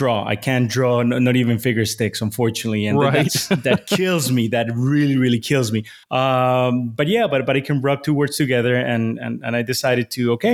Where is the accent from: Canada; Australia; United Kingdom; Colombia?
Colombia; Bogotá; moved away as an adult; also born or lived in Boston, United States; My hometown is in Bogota, Colombia